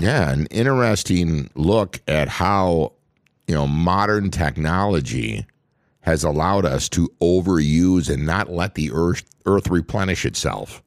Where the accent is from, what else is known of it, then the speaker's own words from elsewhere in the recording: Minnesota, United States; born and raised in Minnesota